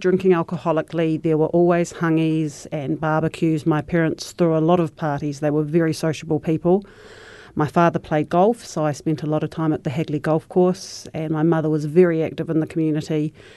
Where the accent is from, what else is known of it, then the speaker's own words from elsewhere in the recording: Christchurch, Canterbury, New Zealand; I was raised in Shirley in Petrie Street